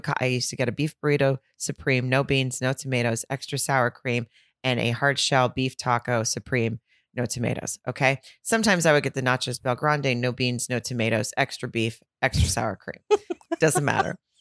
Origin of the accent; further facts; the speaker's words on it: Farmington, Arkansas, United States; now in California, United States; I'm from Farmington, Arkansas, and I grew up eating Hardee's